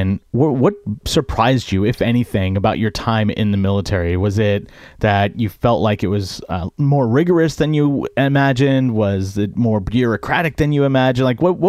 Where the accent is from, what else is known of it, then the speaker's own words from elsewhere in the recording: Bay Area, California, United States; moved away as an adult; So I grew up in the Bay Area, one of the most diverse areas in the country.